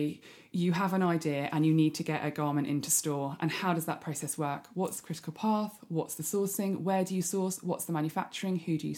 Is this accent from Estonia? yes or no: no; South Coast, United Kingdom; also born or lived in Greece / South Africa; Well, upbringing wise, I grew up in the South Coast, moved around quite a lot, lived in 11 different houses before I was 18.